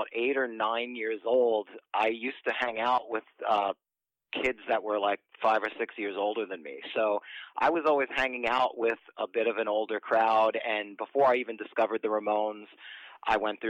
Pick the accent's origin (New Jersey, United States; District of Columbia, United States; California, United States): New Jersey, United States; moved away as an adult; also born or lived in New York; I was born and raised in New Jersey, and then I moved to New York in my early 20s